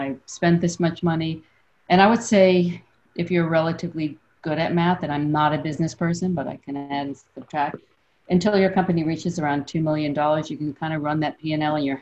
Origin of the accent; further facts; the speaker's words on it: New York City, New York, United States; also born or lived in San Francisco; I'm from Brooklyn, I'm from New York. So I've been here almost my entire life